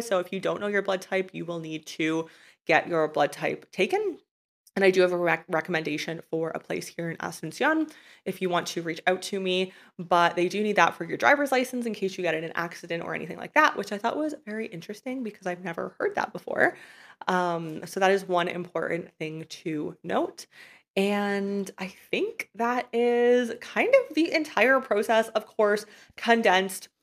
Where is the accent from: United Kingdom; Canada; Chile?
Canada; moved away as an adult; I was a resident and a tax resident of my home country of Canada.